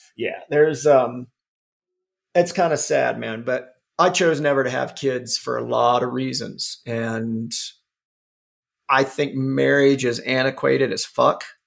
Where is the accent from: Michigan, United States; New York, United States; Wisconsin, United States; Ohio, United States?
Ohio, United States; moved away; I grew up on Miracle Whip in, in, in Ohio